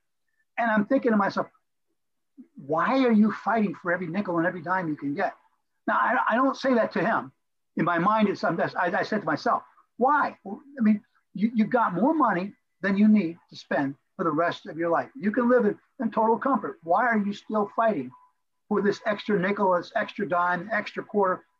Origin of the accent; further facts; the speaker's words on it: Florida, United States; moved away as an adult; also born or lived in Crown Point, Indiana; I'm a Florida boy. I grew up in Florida